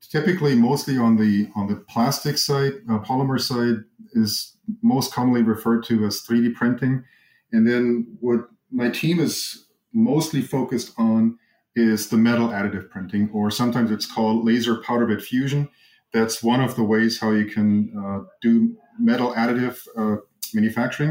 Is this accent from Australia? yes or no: no; Germany; moved away as an adult; now in Arizona, United States; I grew up in Germany, went to school in Germany